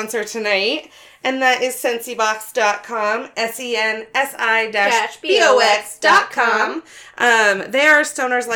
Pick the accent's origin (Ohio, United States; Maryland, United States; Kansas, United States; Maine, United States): Maine, United States; Northern; I'm from Northern Maine in the 80s